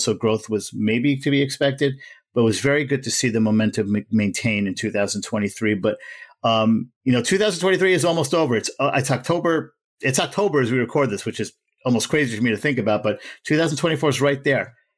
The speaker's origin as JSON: {"language": "English", "region": "New York", "country": "United States", "said": "I'm a New Yorker, an American"}